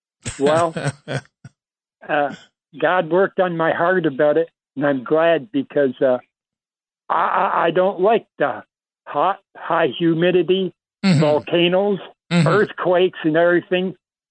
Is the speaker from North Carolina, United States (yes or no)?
no; New York, United States; moved away as an adult; now in Philippines; And I'm a New Yorker, by the way.